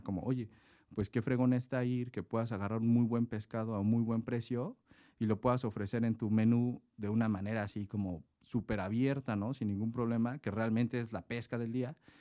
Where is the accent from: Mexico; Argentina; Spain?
Mexico; Mexico City; moved away as an adult; now in Tecate, Mexico; Yo soy originario de la Ciudad de México, mis padres son japoneses, yo nací en la Ciudad de México